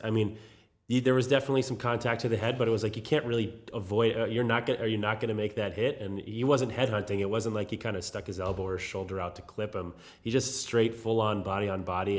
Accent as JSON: {"language": "English", "region": "New England", "country": "United States", "tie": "born or raised there", "moved": "yes"}